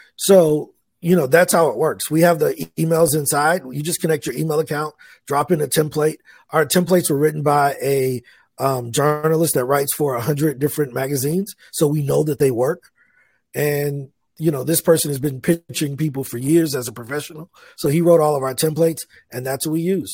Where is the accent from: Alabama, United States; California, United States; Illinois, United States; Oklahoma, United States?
Illinois, United States; East St. Louis; moved away as an adult; now in Medellin, Colombia; I grew up in East St. Louis, Illinois